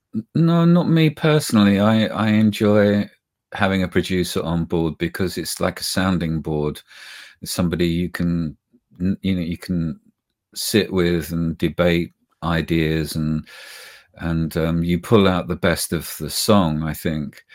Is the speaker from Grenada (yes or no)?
no; United Kingdom; accent: British; we're British, we speak with a British tongue